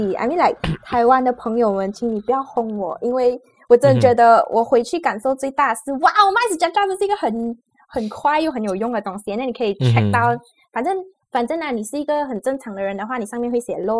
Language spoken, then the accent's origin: Chinese; Malaysia; accent: Malaysian; 我的腔调这样这样标准的马来西亚腔